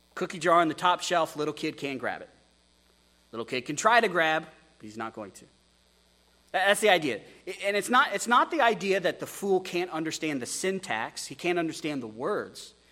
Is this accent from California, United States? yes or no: no; Texas, United States; also born or lived in Wyoming; As an American who's from Wyoming, who grew up in Texas